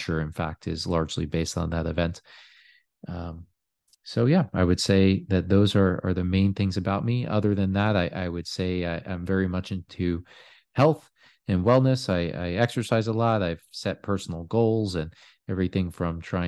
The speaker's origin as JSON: {"language": "English", "region": "New York", "country": "United States", "said": "I am originally from New York."}